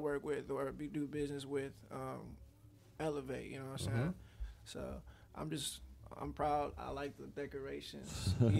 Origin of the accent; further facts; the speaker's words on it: Taylor, Michigan, United States; also born or lived in Detroit, Michigan; I was probably in Detroit for maybe not even 2 years before I moved out to like the Downriver area. We started off in Taylor, but like all my roots is still in Detroit.